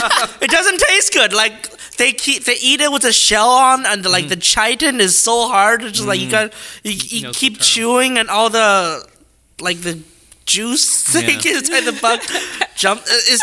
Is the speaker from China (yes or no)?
yes; Beijing, China; moved away; I grew up in Beijing, so, you know, like the most polluted part of China.